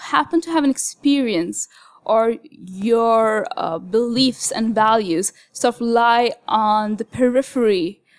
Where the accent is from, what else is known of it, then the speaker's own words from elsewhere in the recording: Kuwait; not only my national identity, as in being an expat who was born and raised in Kuwait, but also my identity as someone with a Muslim background, as a woman, as a student, you know.